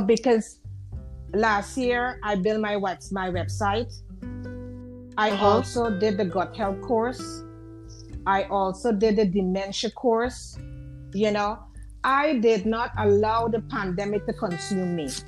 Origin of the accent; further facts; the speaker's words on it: Guyana; now in New York, United States; I am originally I'm from I'm from Guyana.